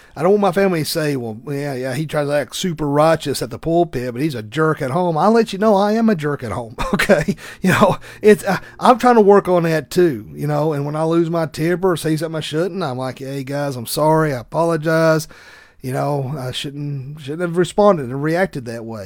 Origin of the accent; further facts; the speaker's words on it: the South, United States; accent: thick Southern; my thick Southern accent